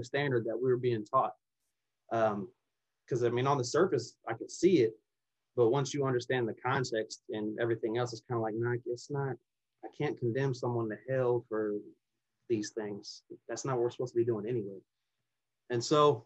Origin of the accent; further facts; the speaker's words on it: New Orleans, Louisiana, United States; also born or lived in Mississippi; I was born in Mississippi, and very shortly after I was born, my mom left my biological father and moved us to New Orleans, Louisiana